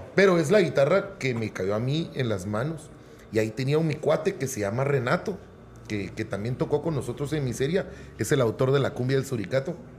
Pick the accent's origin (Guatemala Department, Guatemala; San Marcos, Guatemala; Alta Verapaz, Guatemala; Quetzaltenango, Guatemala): Guatemala Department, Guatemala; Guatemala City; yo nací y siempre viví en Utatlán